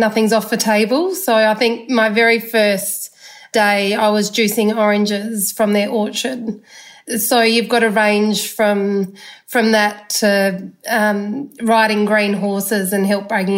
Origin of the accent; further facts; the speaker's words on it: Narrabri, New South Wales, Australia; moved away as an adult; also born or lived in Gympie, Queensland / Alice Springs, Northern Territory; I was born in Queensland in Gympie and then grew up in New South Wales on mum and dad's family block near Narrabri.